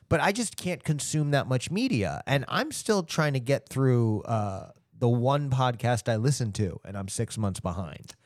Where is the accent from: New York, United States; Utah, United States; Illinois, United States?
New York, United States; Long Island; moved away; also born or lived in Fort Lauderdale, Florida / Broken Arrow, Oklahoma; I was born on Long Island. I, I grew up originally in New York.